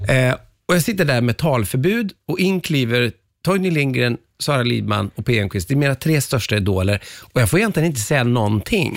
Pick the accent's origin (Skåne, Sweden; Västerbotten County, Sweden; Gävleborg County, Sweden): Västerbotten County, Sweden; Umeå; jag växte upp i Umeå, men mina föräldrar kom ifrån Västerbottens, ja inte inland, men i trakterna Robertfors och Överklinten